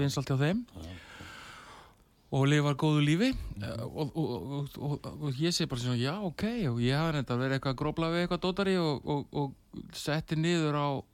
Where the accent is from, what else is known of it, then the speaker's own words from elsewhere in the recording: Selfoss, Southern Region, Iceland; moved away; ég ólst upp á Salfósi